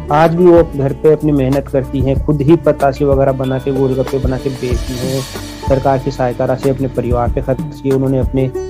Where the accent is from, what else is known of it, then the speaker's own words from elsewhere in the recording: Jaipur, Rajasthan, India; जयपुर राजस्थान का रहने वाला हूँ मैं